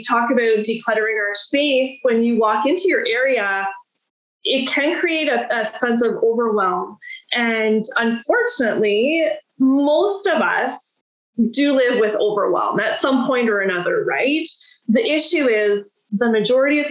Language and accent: English; Listowel, Ontario, Canada; I'm from Listowel, Ontario, and that's where my coaching practice is right now.